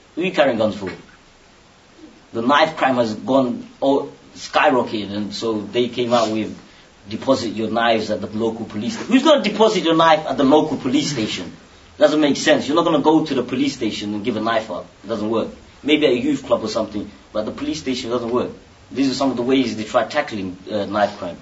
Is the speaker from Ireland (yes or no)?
no; Bangladesh; moved away; I'm from Bangladesh